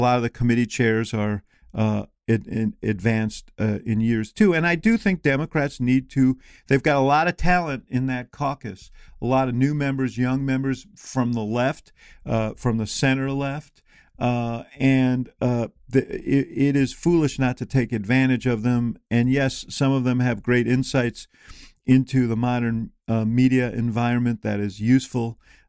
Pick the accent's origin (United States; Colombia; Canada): United States; Illinois; born or raised there